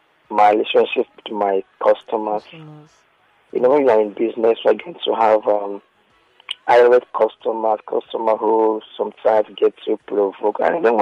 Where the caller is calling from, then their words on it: Lagos, Nigeria; I'm calling from Lagos Island.